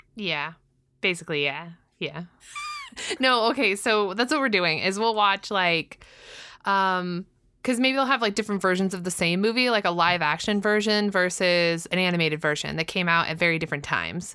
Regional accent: Southern California, United States; I'm from Southern California. Uh, so I grew up with Disney in my backyard.

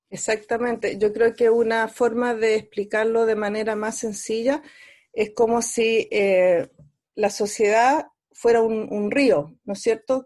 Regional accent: Chile

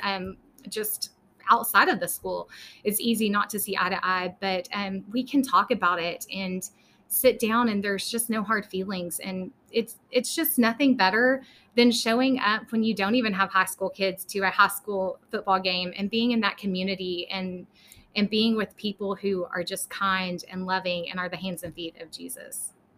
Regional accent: Lubbock, Texas, United States; also born or lived in Dallas area, Texas / McKinney, Texas; we are originally from Lubbock. We uh, transplanted down to the Dallas area for several years

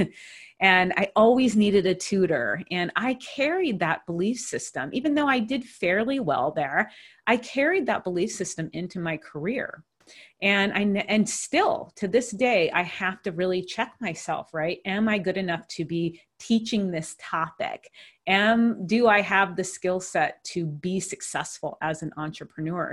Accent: Hawaii, United States; moved away as an adult; also born or lived in Pittsburgh, Pennsylvania; I grew up in Hawaii

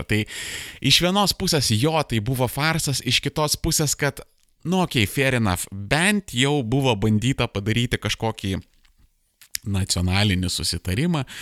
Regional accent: Lithuania

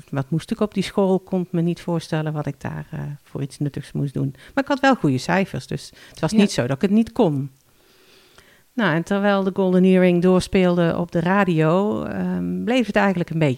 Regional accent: Limburg, Netherlands; moved away as an adult; now in Alkmaar, Netherlands; En ik verhuisde van Noord-Limburg naar Noord-Holland, waar hij woonde.

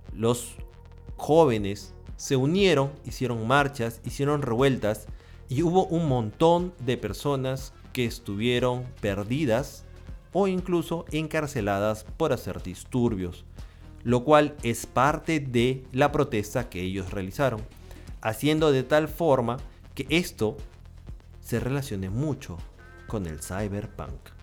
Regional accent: Peru; En mi país, Perú

